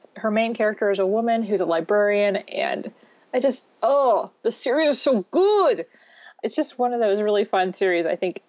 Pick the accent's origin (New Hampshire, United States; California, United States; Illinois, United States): Illinois, United States; I'm from Illinois.